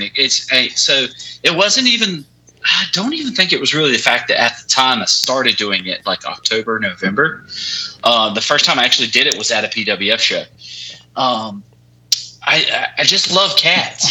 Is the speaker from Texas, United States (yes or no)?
no; West Virginia, United States; I'm from West Virginia